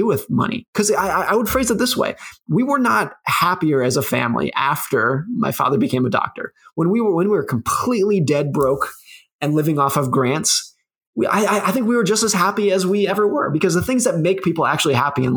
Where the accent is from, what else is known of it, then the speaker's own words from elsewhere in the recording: New York City, New York, United States; I was born in New York City